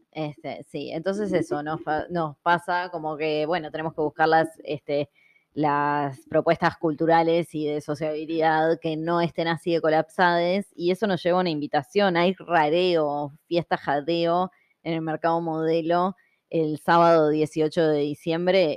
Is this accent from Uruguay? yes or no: yes; Montevideo, Uruguay; yo no soy de 33, yo soy de Montevideo